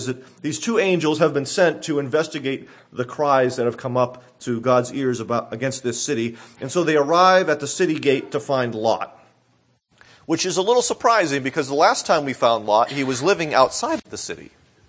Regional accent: Massachusetts, United States; growing up near Boston, there was one city in particular that stood out to many of us.

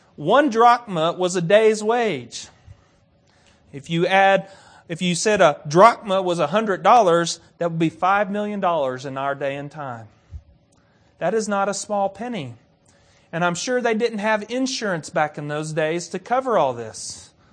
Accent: United States; I'm American.

